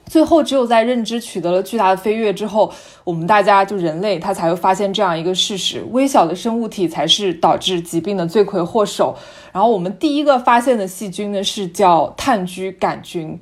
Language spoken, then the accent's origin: Chinese; Yunnan, China; 因为我们云南不是有很多蘑菇嘛